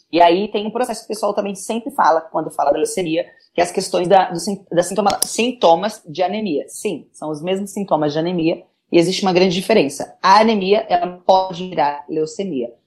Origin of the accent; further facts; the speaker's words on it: São Paulo, Brazil; sou daqui da cidade de São Paulo